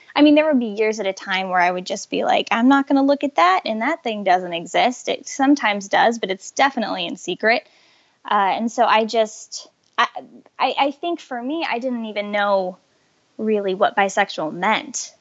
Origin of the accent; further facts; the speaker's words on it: Colorado, United States; I grew up in Colorado